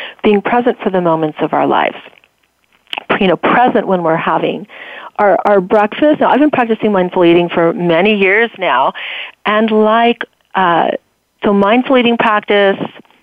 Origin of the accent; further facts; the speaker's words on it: California, United States; I grew up in California